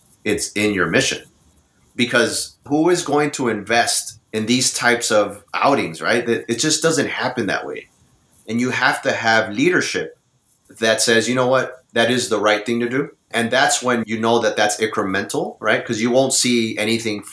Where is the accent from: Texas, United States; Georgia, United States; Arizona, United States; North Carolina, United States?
Texas, United States; South; I grew up in South Texas, a town of 17,000 people